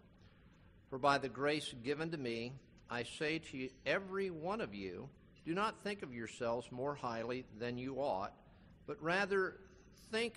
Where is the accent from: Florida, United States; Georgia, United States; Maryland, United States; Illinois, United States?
Florida, United States; Palm Beach County; I grew up in Palm Beach County